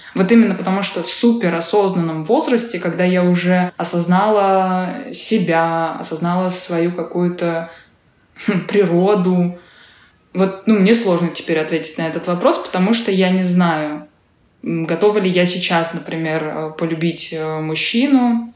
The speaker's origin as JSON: {"language": "Russian", "region": "Saint Petersburg", "country": "Russia", "tie": "born or raised there", "moved": "yes", "said": "Да, я и родилась в Питере, и выросла в Питере, и вот до последнего момента жила в Питере"}